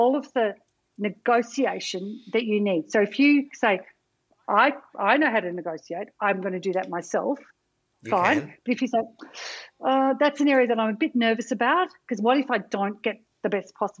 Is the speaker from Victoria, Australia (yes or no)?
yes; Melbourne and Camperdown, Victoria, Australia; I grew up in between Melbourne and Camperdown